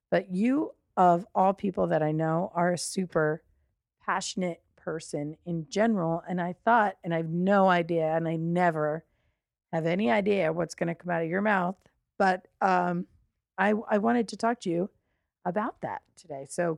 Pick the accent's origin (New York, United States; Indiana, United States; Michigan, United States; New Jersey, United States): New Jersey, United States; Long Valley; moved away; We are in my hometown, which is Long Valley, New Jersey